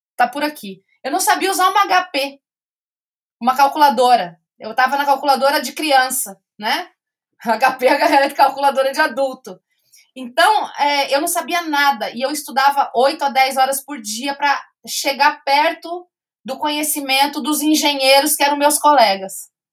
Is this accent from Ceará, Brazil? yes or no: no; Campo Grande, Mato Grosso do Sul, Brazil; eu sou de Campo Grande, Mato Grosso do Sul.